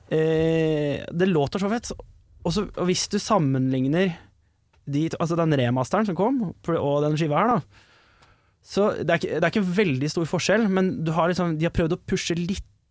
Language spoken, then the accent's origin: Norwegian; Asker, Akershus, Norway; born or raised there